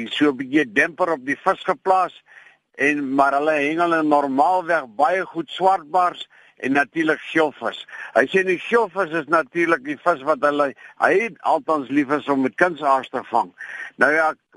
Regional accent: Klein Brak River, Western Cape, South Africa; waar ek groot geword het in Kleinbrak rivier se omgewing

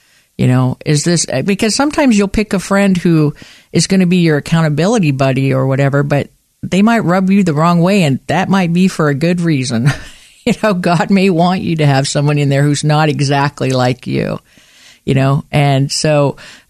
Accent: western Montana, United States; moved away as an adult; also born or lived in Portland; I grew up in Montana, and I was born and raised in Montana in the western part of the state

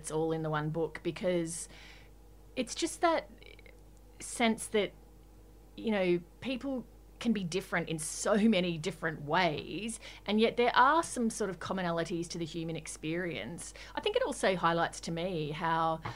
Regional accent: Queensland, Australia; Growing up in Queensland.

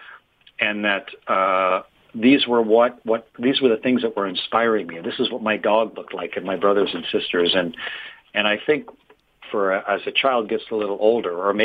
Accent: Canada; I'm from Canada

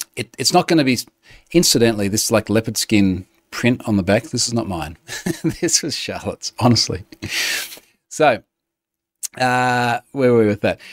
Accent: Australia; as an Aussie

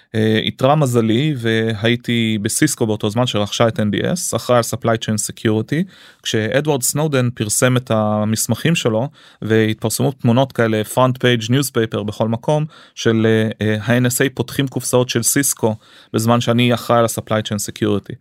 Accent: Arad, Southern District, Israel; also born or lived in United States; עליתי לישראל שהייתי בן אה, שלוש מארצות הברית המשפחה שלי השתקעה בערד

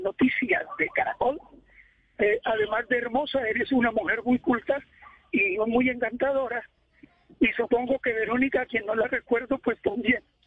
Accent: Cartago, Valle del Cauca, Colombia; moved away; also born or lived in Bogotá; yo soy de Cartago, Valle del Cauca

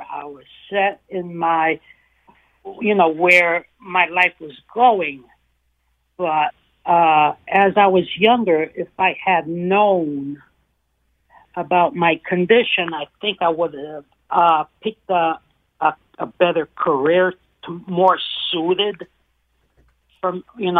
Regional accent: Italy; born there; moved away; because I was not born in this country. I was born in Italy

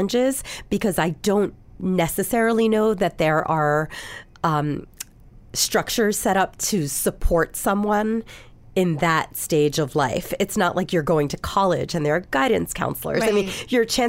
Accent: Philadelphia, Pennsylvania, United States; I'm not from New York. I'm from Philadelphia.

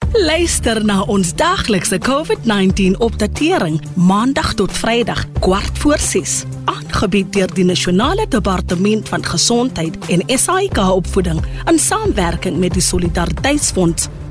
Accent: Pretoria, Gauteng, South Africa; Ek is van Pretoria af

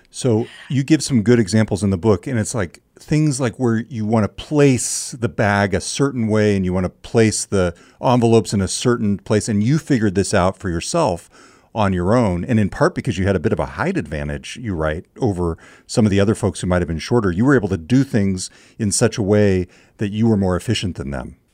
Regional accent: California, United States; the town where I grew up in California

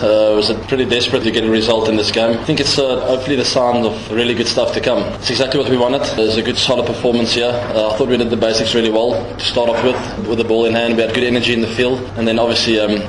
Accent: South Africa; As a South African walking out there

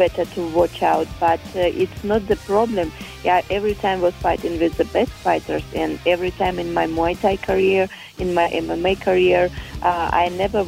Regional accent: Kyrgyzstan; English is a second language; moved away as an adult; also born or lived in Thailand / Netherlands; now in Lima, Peru; I was born in Kyrgyzstan.

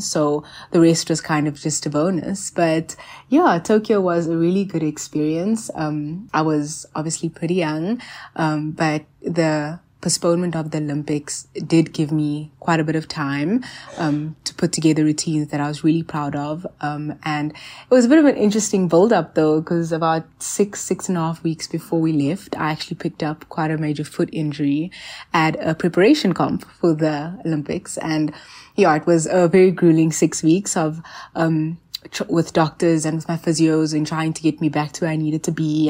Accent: South Africa; also born or lived in Johannesburg; I'm a South African national gymnast

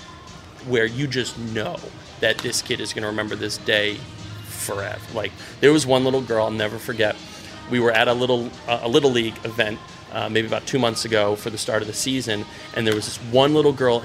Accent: Hartford, Connecticut, United States; I'm from Hartford, and I very consciously elected to come back to home

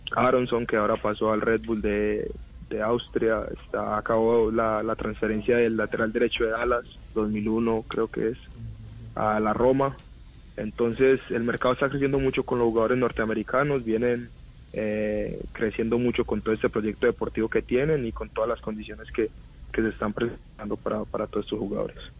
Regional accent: Colombia; now in United States; yo me crié en Colombia

